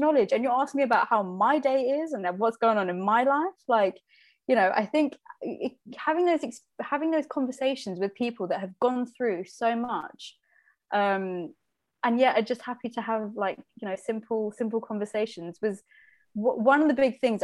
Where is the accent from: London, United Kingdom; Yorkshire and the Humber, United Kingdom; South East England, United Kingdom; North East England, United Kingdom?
South East England, United Kingdom; Slough; I was born in Slough, raised in Slough.